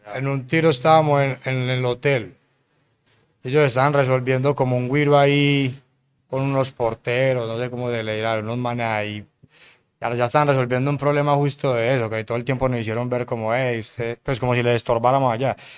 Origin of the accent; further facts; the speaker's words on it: Medellín, Antioquia, Colombia; vengo de Medellín